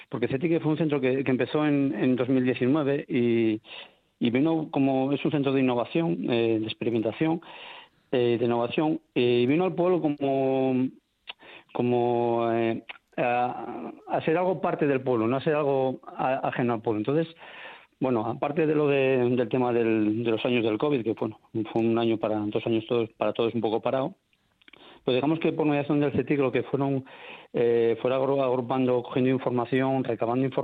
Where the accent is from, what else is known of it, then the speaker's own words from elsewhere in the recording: Candanal, Asturias, Spain; No, somos de Candanal.